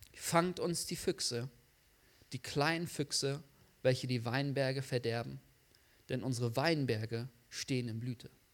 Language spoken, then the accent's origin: German; the Bielefeld area, North Rhine-Westphalia, Germany; moved away; Ich komme eigentlich da aus der Gegend von Bielefeld.